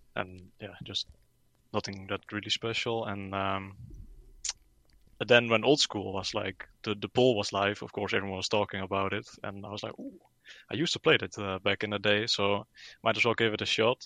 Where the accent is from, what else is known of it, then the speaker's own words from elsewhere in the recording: Netherlands; I'm from the Netherlands